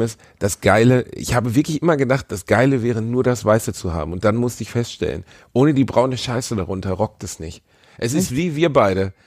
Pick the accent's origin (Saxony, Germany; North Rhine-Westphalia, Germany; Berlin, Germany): North Rhine-Westphalia, Germany; Cologne; in meiner Heimatstadt